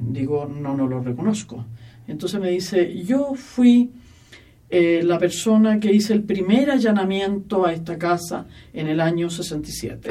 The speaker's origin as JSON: {"language": "Spanish", "country": "Chile", "said": "soy chilena"}